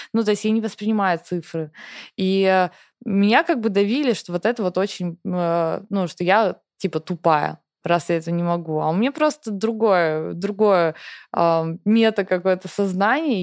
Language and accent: Russian; Russia; first language Russian; moved away as an adult; мне всегда в России мне хорошо, у меня там семья, у меня там все, работа, мой родной язык